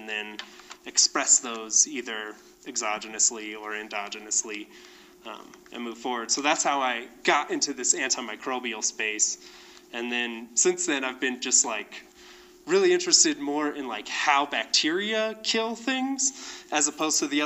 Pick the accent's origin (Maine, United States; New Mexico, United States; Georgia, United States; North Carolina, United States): New Mexico, United States; Albuquerque; So I was born and raised in the foothill of the Sandia Mountains in Albuquerque, New Mexico.